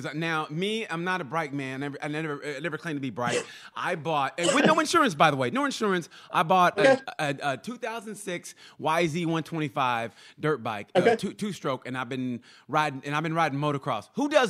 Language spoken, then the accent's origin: English; Oklahoma, United States; I'm from Oklahoma.